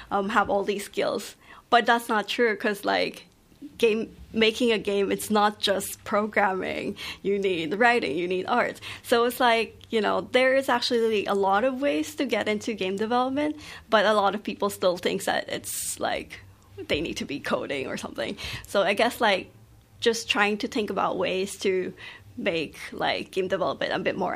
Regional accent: Philippines; now in Melbourne, Australia; I'm a third culture kid. Um, I grew up in the Philippines, but I'm Taiwanese, and then coming to Melbourne.

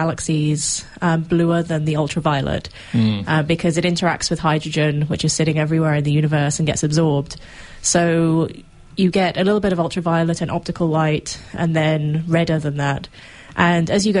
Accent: England, United Kingdom; moved away as an adult; also born or lived in Texas; now in Melbourne, Australia; I'm originally from England

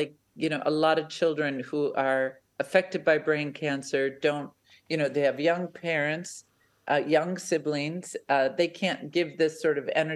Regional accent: United States; accent: American; now in Australia; You can tell my accent, we're an American family

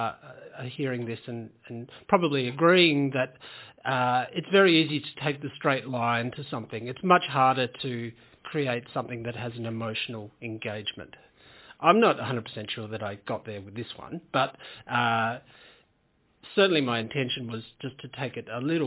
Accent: Tasmania, Australia; Yeah, I grew up in Tasmania. I grew up in a small farming town

